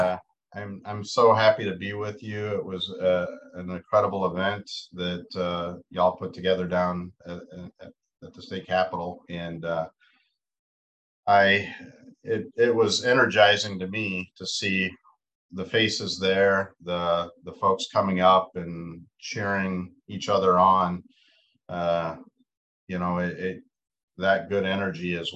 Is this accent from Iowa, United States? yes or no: yes; Eagle Grove, Iowa, United States; also born or lived in Okoboji, Iowa / Omaha, Nebraska / Valdosta, Georgia; So I'm an Iowa native. I grew up in Eagle Grove and did my high school in Okoboji, which is where I'm at now, Northwest Iowa